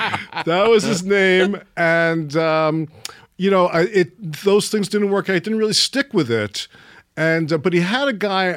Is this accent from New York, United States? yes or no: yes; New York City, New York, United States; moved away; also born or lived in Florida; I stayed in Coney Island, Brighton Beach. I was in Trump Village yep. which was on the uh, like split the difference between Brighton Beach on the one side and Coney Island on the other. And that's pretty much where I grew up